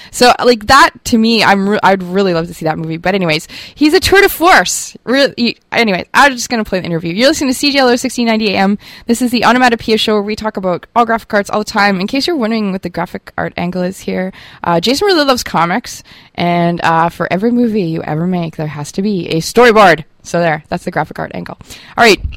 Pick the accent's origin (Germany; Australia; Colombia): Germany; growing up in Germany with my brothers, we were very war obsessed. Uh, we come from a military family.